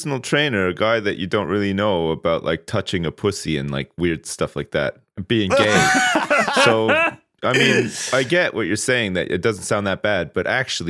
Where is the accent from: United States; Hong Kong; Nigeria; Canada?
Canada; Ottawa, Ontario; I grew up there. I was born there. I was born on June the 5th, 1980 at Riverside Hospital, which is still there.